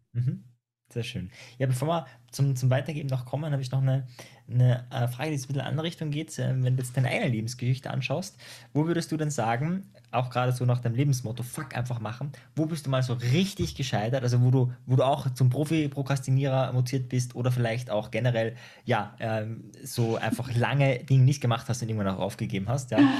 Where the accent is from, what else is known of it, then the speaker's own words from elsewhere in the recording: Austria; ich komme aus Österreich